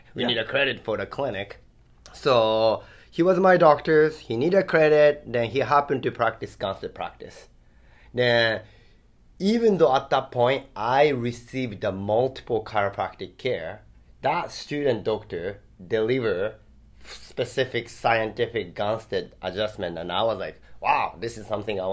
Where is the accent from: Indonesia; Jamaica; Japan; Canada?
Japan; English is a second language; moved away as an adult; now in Hawaii, United States; my origin is Japan. So born and raised in Japan for first 20 years